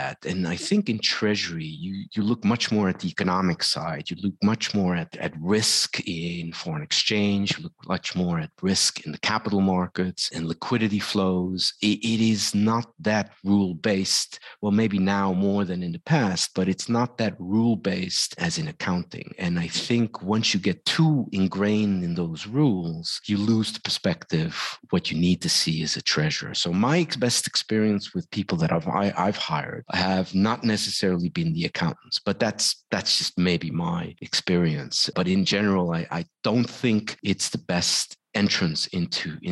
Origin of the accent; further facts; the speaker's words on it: Netherlands; moved away; I'm from Holland originally